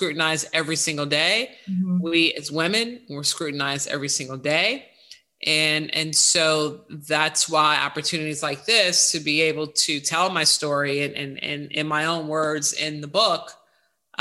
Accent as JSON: {"language": "English", "town": "Chicago", "region": "Illinois", "country": "United States", "tie": "born or raised there", "moved": "yes", "lives_now": "New York City, United States", "said": "one that I grew up in Chicago."}